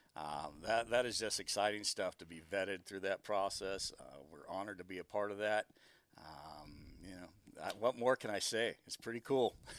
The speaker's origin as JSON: {"language": "English", "region": "Arizona", "country": "United States", "moved": "yes", "said": "I'm from Arizona originally"}